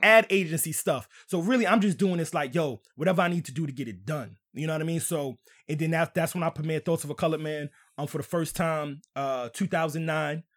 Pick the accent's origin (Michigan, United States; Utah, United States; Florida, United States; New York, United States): New York, United States; New York City; moved away; also born or lived in Southern Maryland; I was coming from Southern Maryland by way of New York